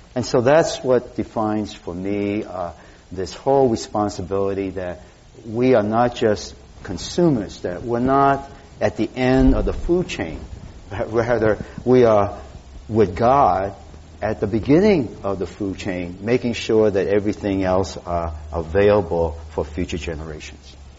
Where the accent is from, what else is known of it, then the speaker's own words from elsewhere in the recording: Boston, Massachusetts, United States; now in San Francisco, United States; growing up in Boston